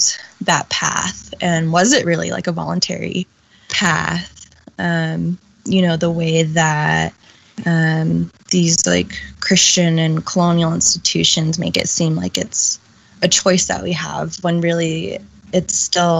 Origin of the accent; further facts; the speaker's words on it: United States; she had me on the U.S. side of the U.S.-Mexico border so I could be an American